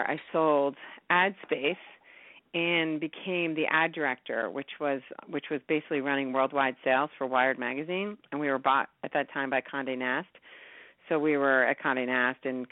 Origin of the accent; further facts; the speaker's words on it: New York, United States; I grew up in New York